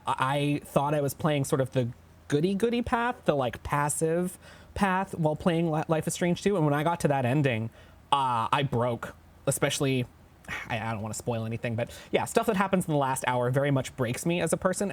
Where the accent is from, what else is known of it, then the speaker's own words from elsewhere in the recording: Canada; we're all Canadian